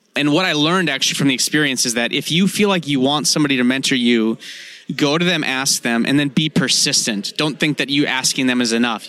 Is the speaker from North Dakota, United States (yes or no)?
yes; North Dakota, United States; I'm from North Dakota.